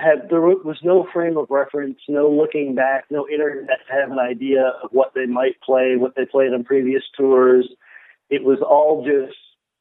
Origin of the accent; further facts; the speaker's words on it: Buffalo, New York, United States; I'm from Buffalo. That's where I grew up.